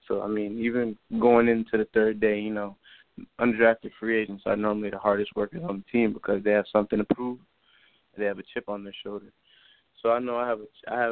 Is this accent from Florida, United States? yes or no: yes; Miami, Florida, United States; growing up in Miami